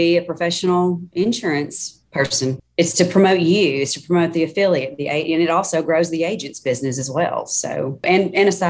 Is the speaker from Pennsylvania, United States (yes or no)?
no; Sherwood, Arkansas, United States; also born or lived in Searcy, Arkansas; I grew up in Sherwood, so I've lived in Arkansas pretty much most all my life.